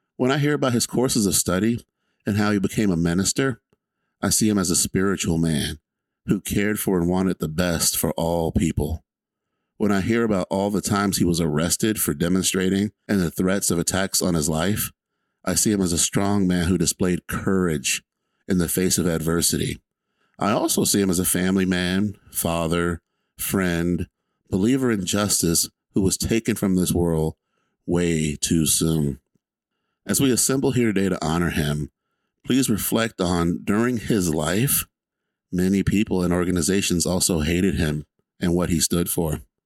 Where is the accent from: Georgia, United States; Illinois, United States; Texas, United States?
Georgia, United States; Atlanta; I'm just a kid from Atlanta, Georgia.